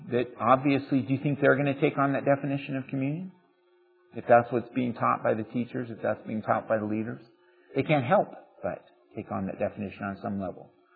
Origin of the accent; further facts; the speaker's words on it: United States; we are American